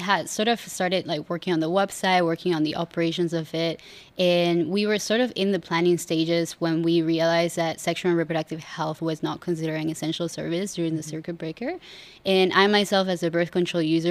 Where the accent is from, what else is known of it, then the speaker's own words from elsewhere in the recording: Argentina; moved away as an adult; now in Singapore; I'm originally from Argentina